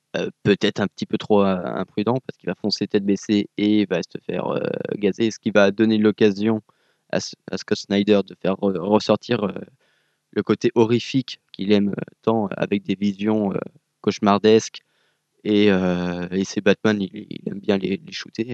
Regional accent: France; je suis français

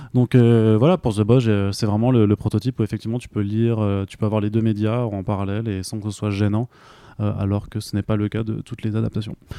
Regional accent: Alsace, Grand Est, France; also born or lived in Italy; je suis alsacien aussi et je l'assume complètement

